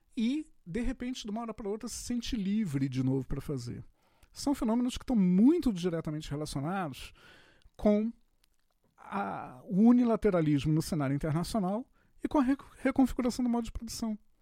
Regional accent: Rio de Janeiro, Brazil; eu sou carioca da antiga

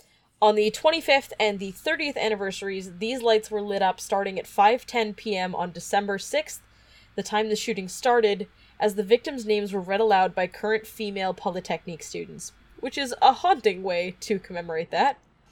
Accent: Canada; now in United States; as Canadian creatives, both of us are doomed to eventually move to Toronto.

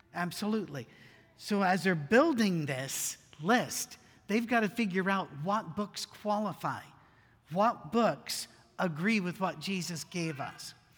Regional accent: United Kingdom; me being British

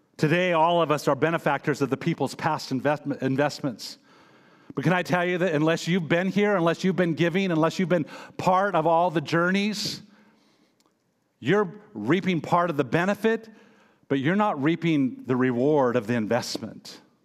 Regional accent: United States; I am American

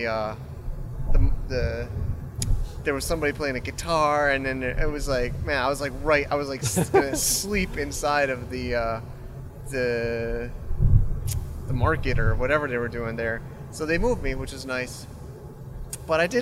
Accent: United States; moved away; also born or lived in Chiang Mai

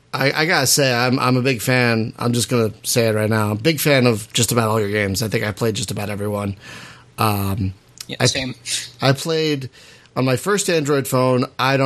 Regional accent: Philadelphia, Pennsylvania, United States; moved away; my hometown of Philadelphia, Pennsylvania

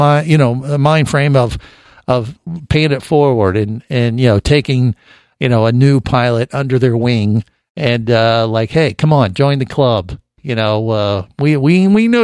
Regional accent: Cincinnati, Ohio, United States; I definitely watched every episode when I was growing up in Cincinnati

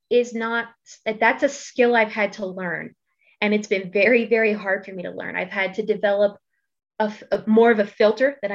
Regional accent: East Coast, United States; now in Idaho, United States; so the entire time that I lived in Idaho, uh, got used to the very different culture that is here because I'm from the East Coast.

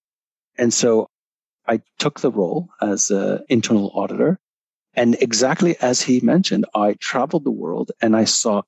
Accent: Montreal, Quebec, Canada; accent: Canadian; moved away as an adult; now in London, United Kingdom; I am Canadian. Although I've been in the UK for about 17 years, I haven't lost my Canadian accent. So yeah, I was born in Montreal and started off my career in Montreal

